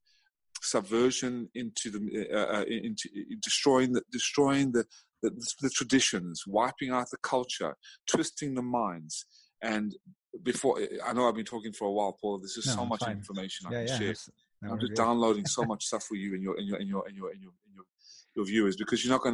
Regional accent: South Africa; now in United States; I was born in South Africa. I immigrated to America

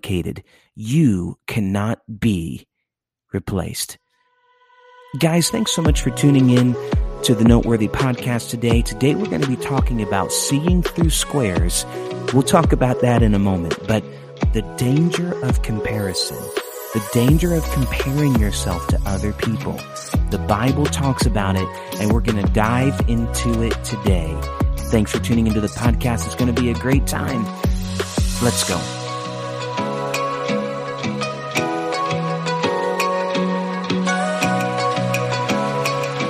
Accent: near Chicago, Illinois, United States; I grew up near Chicago

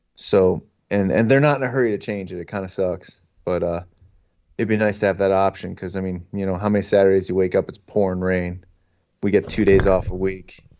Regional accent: northeastern Pennsylvania, United States; I'm from northeastern Pennsylvania. Everybody knows where Scranton is. I'm not, not far from there.

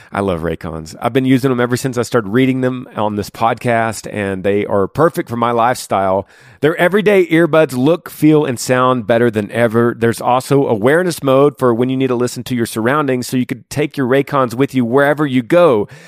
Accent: Washington, United States; I'm from Northwest Washington, 35 years old.

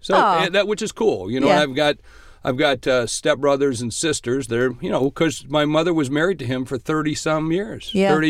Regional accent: Charleston, West Virginia, United States; born there; I was born in Charleston, West Virginia.

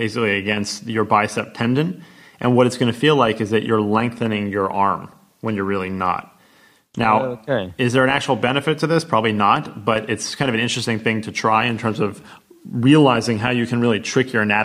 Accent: United States; as an American

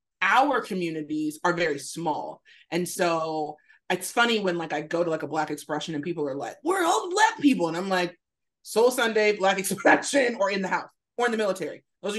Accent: San Diego, California, United States; I'm from San Diego, California, born and raised.

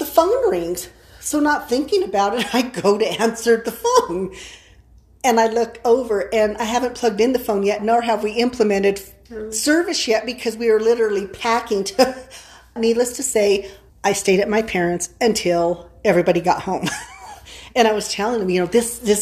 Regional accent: San Luis Valley, Colorado, United States; I'm from the San Luis Valley

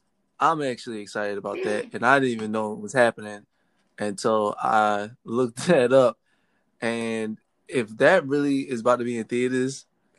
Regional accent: United States

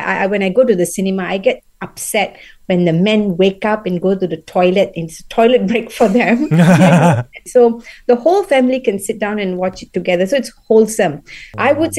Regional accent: Punjab, India; first language Punjabi; English is a second language; my mother tongue, yeah, Hindi, Punjabi, and I'm Punjabi

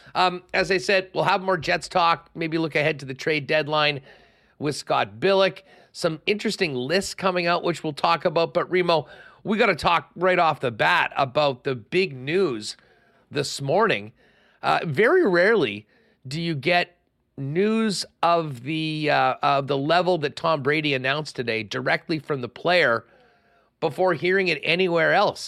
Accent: Winnipeg, Manitoba, Canada; growing up in Winnipeg in the eighties

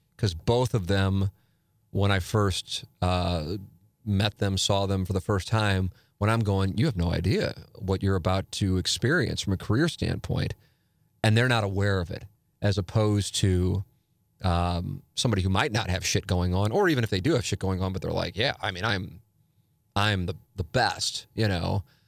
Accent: St. Louis, Missouri, United States; growing up in Saint Louis

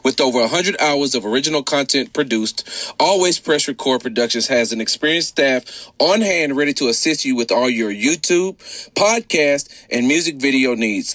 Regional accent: Houston, Texas, United States; I'm from Texas. I'm from Houston

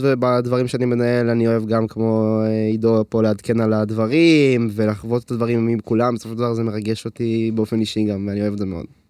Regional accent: Hod HaSharon, Central District, Israel; אני בן 20, אני מהוד השרון

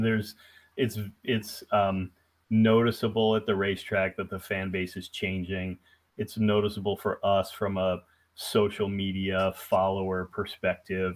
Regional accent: Columbus, Ohio, United States; moved away as an adult; also born or lived in Atlanta, Georgia; I'm from Columbus, Ohio

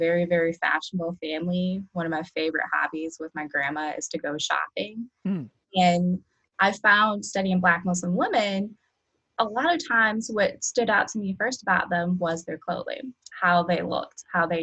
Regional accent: Cleveland, Ohio, United States; moved away; I am originally from Cleveland, Ohio

